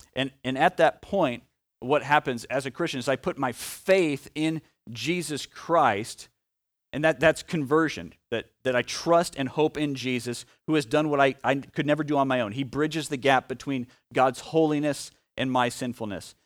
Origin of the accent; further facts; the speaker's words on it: Omaha, Nebraska, United States; a kid from Omaha who now is a, uh, adult who lives in Omaha